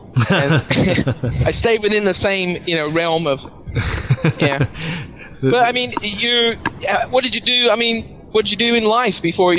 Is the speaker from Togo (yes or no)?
no; England, United Kingdom; also born or lived in America; now in Japan; I'm from England in America.